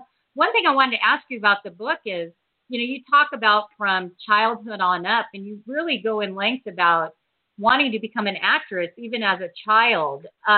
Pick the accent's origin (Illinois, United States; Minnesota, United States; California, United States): California, United States; Huntington Beach; now in Washington, D.C., United States; I grew up in Huntington Beach.